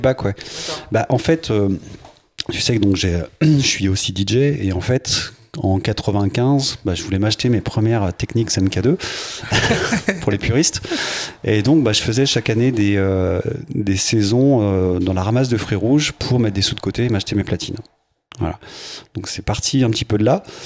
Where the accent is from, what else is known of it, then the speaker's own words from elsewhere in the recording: Mizérieux? / west of Lyon, Auvergne-Rhône-Alpes, France; j'ai grandi à Miry, dans l'ouest lyonnais.